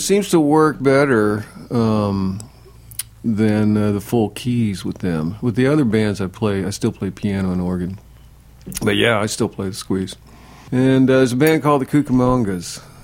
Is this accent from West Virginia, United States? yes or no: yes; West Virginia, United States; moved away; I'm from West Virginia